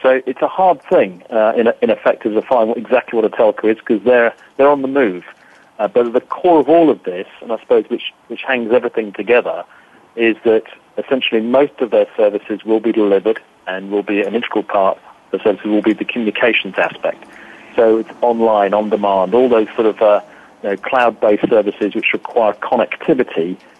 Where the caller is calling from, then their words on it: Hampshire, South East England, United Kingdom; I'm over in the UK, calling just the southwest of London in a county called Hampshire, not New Hampshire, for those guys listening into us in North America. But Old Hampshire, if you like.